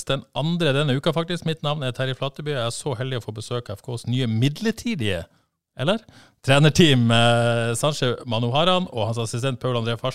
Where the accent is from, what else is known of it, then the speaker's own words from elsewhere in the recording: Denmark; moved away as an adult; also born or lived in Sri Lanka (parents); now in Haugesund, Norway; Ja, født og oppvokst